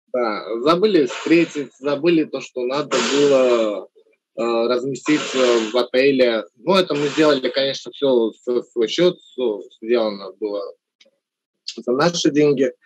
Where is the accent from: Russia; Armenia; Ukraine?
Armenia; moved away; соотечественникам в Армении